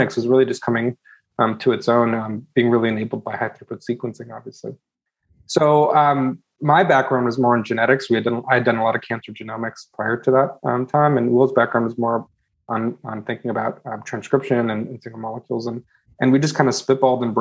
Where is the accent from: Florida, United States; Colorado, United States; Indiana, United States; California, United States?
California, United States; California Bay Area, United States; I grew up actually in the California Bay Area. It's called Silicon Valley